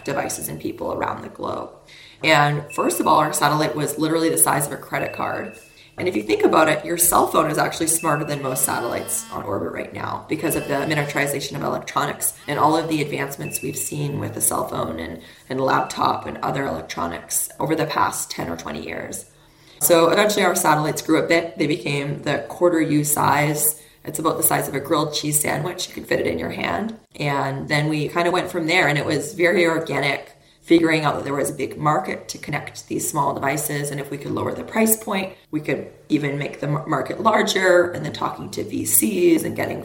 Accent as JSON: {"language": "English", "country": "Canada", "tie": "born or raised there", "said": "I grew up in Canada"}